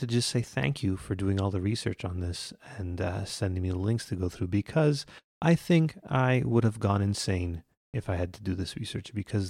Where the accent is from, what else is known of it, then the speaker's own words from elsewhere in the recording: Quebec, Canada; Unlike us, who are not delightful Canadians. We're just we're from Quebec.